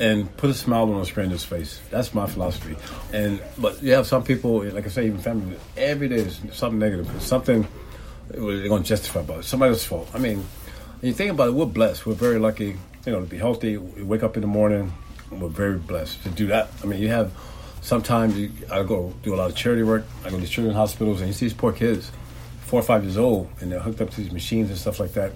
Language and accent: English; Tampa, Florida, United States; I'm originally from Tampa, Florida